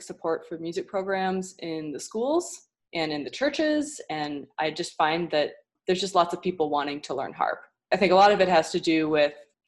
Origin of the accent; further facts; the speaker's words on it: Midwest, United States; moved away as an adult; now in Houston, United States; I'm from the Midwest